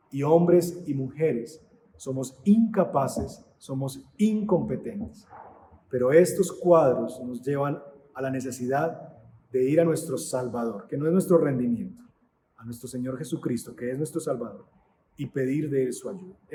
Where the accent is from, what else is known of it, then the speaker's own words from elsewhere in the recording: Antioquia, Colombia; soy paisa y entonces quiero ser la matrona de la casa.